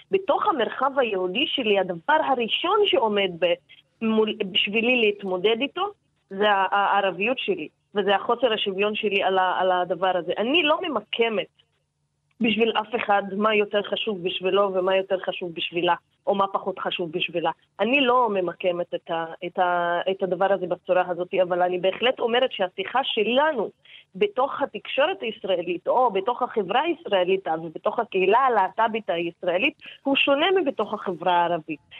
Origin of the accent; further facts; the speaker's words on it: Palestine; Hebrew is a second language; אני אישה, ערבייה, פלסטינית, אה, להט"בית.